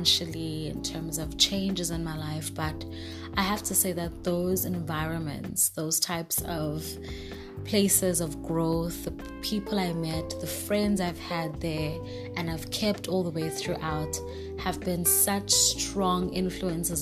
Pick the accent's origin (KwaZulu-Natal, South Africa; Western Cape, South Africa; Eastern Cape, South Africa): KwaZulu-Natal, South Africa; Durban; I am from South Africa, Durban, born and raised